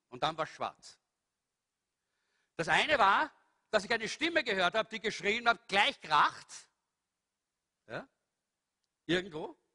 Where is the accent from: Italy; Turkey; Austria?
Austria; Salzburg; ich bin immer so durch Salzburg, ich bin ein Salzburger, nicht? Bin so durch Salzburg gesaust